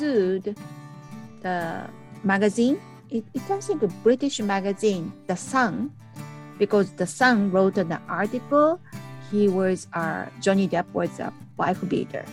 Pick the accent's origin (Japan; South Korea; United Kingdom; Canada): Japan; from Japan